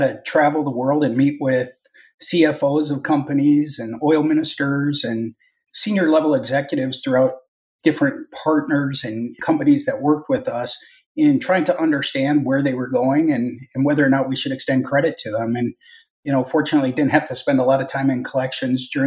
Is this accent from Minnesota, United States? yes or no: yes; Minnesota, United States; So I'm originally from Minnesota. I grew up in Minnesota